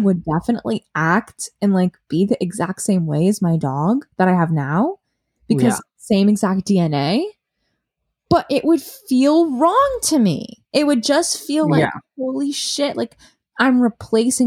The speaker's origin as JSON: {"language": "English", "region": "Massachusetts", "country": "United States", "moved": "as an adult", "lives_now": "Brooklyn, United States", "said": "I'm from Massachusetts. I live in Brooklyn"}